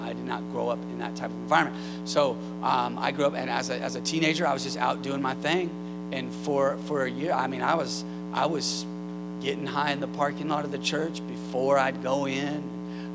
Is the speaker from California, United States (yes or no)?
yes; Northern California, United States; Northern California, where I'm from